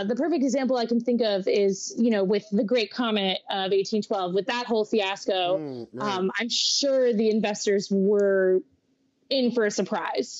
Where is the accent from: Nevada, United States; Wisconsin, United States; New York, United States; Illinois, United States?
New York, United States; Westchester County; also born or lived in Allentown, Pennsylvania; now in New York City, United States; I'm originally from Westchester County, the suburb right above New York City. So I grew up completely enthralled in the New York theater scene